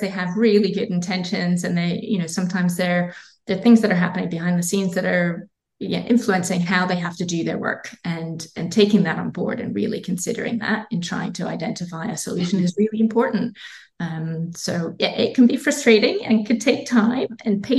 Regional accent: Scotland, United Kingdom; accent: Scottish; now in Australia; my Scottish accent

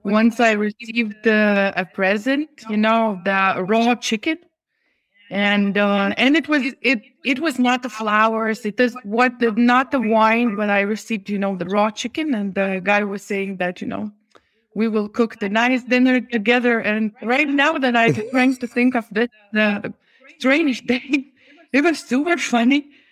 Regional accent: Lithuania; we are from Lithuania

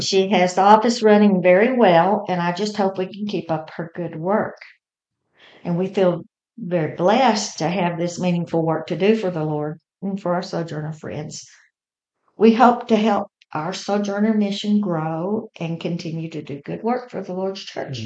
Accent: Texas, United States; also born or lived in Oklahoma / Lubbock, Texas / Fort Worth, Texas; I wasn't actually born in Texas. I was born in Oklahoma, but I got here pretty quick

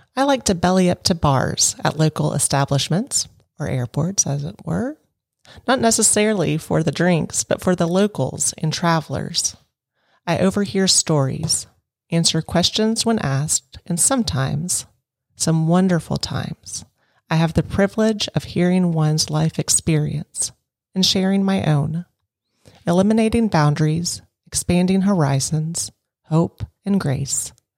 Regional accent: Lexington, United States; Lexington, which is my hometown

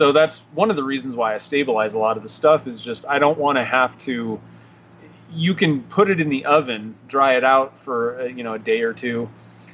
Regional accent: Nevada, United States; I'm from Nevada.

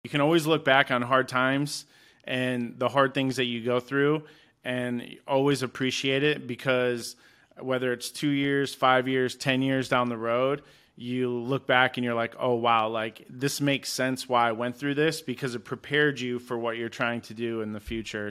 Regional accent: Kalamazoo, Michigan, United States; moved away as an adult; now in Arizona, United States; I'm originally from Kalamazoo, Michigan.

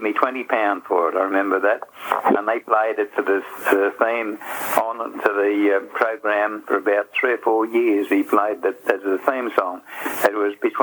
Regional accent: Glenreagh, New South Wales, Australia; also born or lived in Grafton, Australia; now in Coffs Harbour, Australia; I grew up in Glen Ray, Tallawidgee Creek, to be exact.

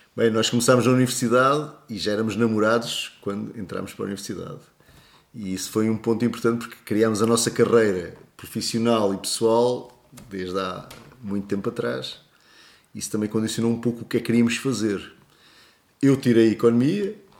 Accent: Portugal; até somos portugueses, gostamos muito de, de nos sentir portugueses

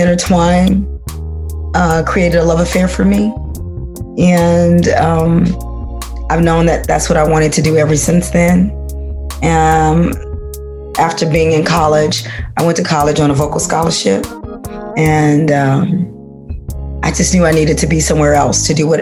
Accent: Monroe, Louisiana, United States; now in Chicago, United States; I came from Louisiana

